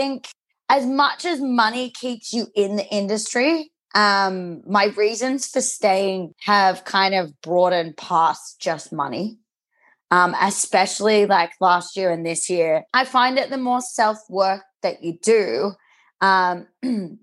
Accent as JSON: {"language": "English", "town": "Newcastle", "region": "New South Wales", "country": "Australia", "tie": "born or raised there", "also_born_or_lived": "Sydney / Mexico", "said": "I grew up in Newcastle."}